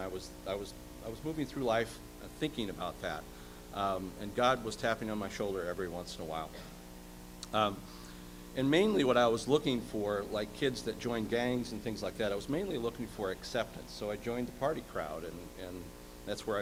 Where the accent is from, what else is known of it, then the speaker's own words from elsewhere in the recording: Minnesota, United States; moved away as an adult; now in Shelbyville, United States; I've been in Shelbyville for 17 years, and I'm originally from Minnesota.